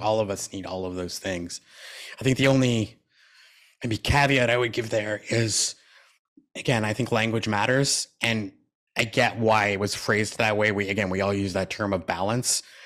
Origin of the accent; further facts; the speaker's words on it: Canada; I was born in Canada